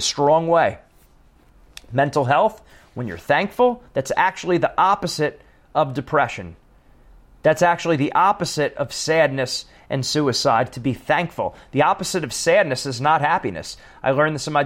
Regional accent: East Coast, United States; moved away; I'm from the East Coast, so I say things like walk, talk, coffee, chocolate

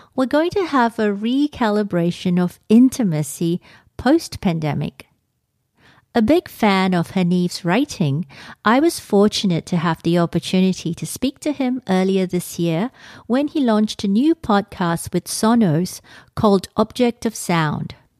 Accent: Singapore; moved away as an adult; also born or lived in Australia / London; I grew up in Singapore

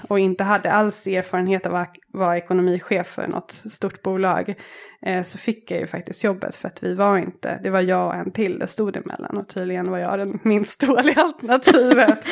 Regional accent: Täby, Stockholm County, Sweden; moved away as an adult; also born or lived in Dar es Salaam, Tanzania; now in Nairobi, Kenya; Jag växte upp i Täby med en syster och i en kärnfamilj med mamma och pappa

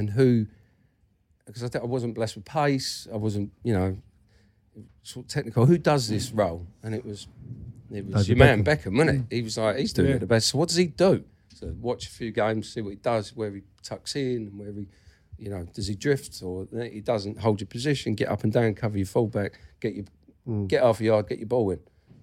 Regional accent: England, United Kingdom; we're English

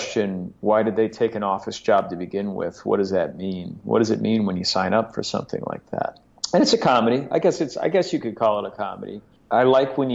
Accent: Chicago, Illinois, United States; now in New York, United States; I grew up in Chicago

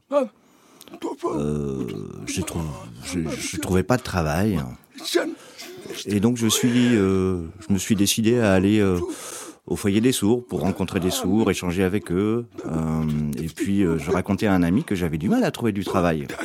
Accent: Iraq; Moi, je viens d'Irak, hein. je suis d'origine irakienne. Euh, toute ma famille euh, vit en Irak.

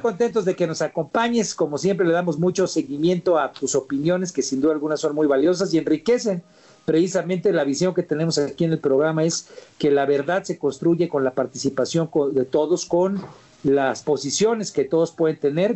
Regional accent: Guerrero, Mexico; yo vengo del estado de Guerrero

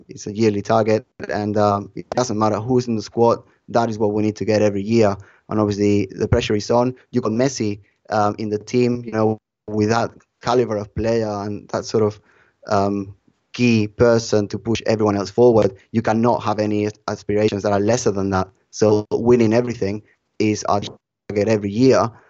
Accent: Barcelona, Catalonia, Spain; my roots are from Barcelona. I was born in Barcelona

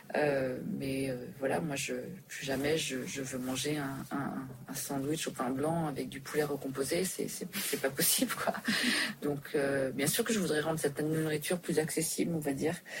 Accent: Switzerland; also born or lived in New York, United States / Dubai; now in Paris, France; j'ai grandi en Suisse

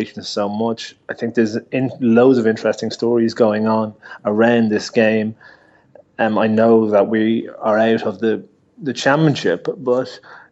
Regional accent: Ireland; as Irish players

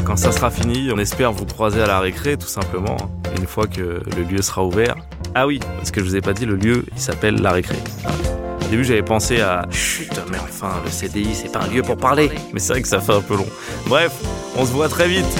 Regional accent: Paris, Île-de-France, France; En tant que parisien

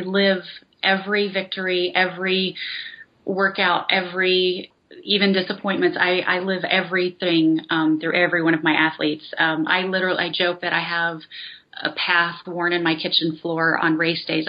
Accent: North Carolina, United States; moved away as an adult; now in Las Vegas, United States; I'm from North Carolina

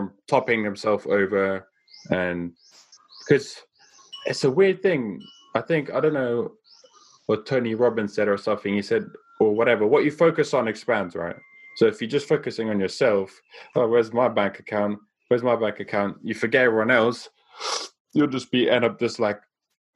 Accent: South Africa; I grew up in South Africa

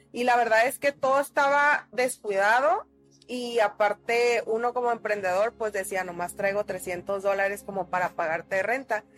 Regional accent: Tijuana, Baja California, Mexico; como buenos tijuanenses

